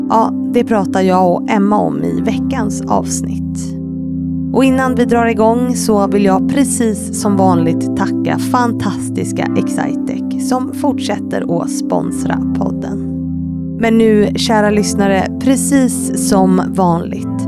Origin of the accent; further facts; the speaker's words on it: Kalmar, Kalmar County, Sweden; moved away as an adult; also born or lived in Peru / Malmö; now in Öland, Sweden; Jag är uppväxt i Kalmar.